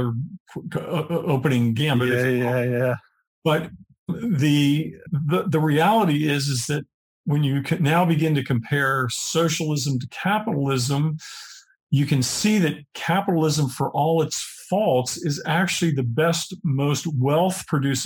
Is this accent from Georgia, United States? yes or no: no; Pennsylvania, United States; I grew up in Pennsylvania